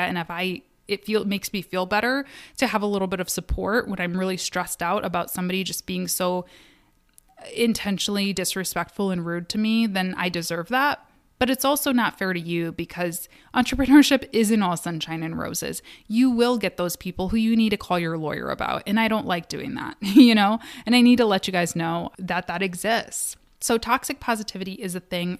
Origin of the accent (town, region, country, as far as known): Kalamazoo, Michigan, United States; born or raised there; now in Detroit, United States